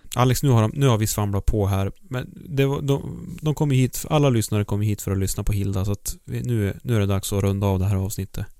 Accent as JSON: {"language": "Swedish", "area": "High Coast", "region": "Västernorrland County", "country": "Sweden", "tie": "born or raised there", "said": "Jag är ju uppvuxen i Höga Kusten"}